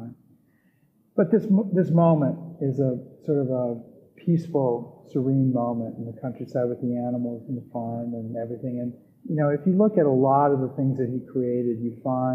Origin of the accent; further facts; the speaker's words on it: Midwest, United States; I'm from the Midwest